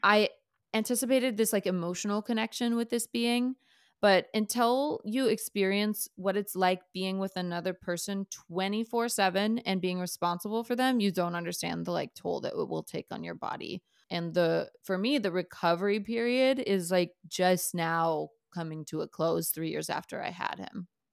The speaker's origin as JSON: {"language": "English", "region": "Minnesota", "country": "United States", "tie": "born or raised there", "said": "I was a, you know, white chick growing up in Minnesota"}